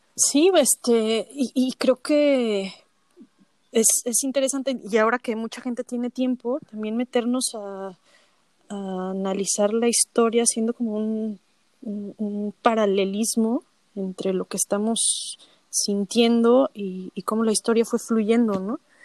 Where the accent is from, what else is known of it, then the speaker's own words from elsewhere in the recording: Mexico; a los mexicanos no nos encanta México